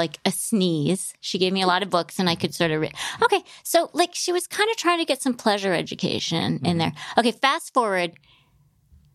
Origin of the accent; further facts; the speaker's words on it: Grand Rapids, Michigan, United States; I grew up in Grand Rapids, Michigan, which is a very small, conservative town.